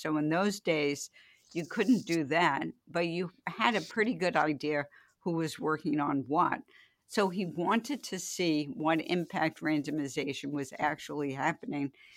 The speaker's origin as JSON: {"language": "English", "town": "New York City", "region": "New York", "country": "United States", "tie": "born or raised there", "said": "I grew up in the Bronx"}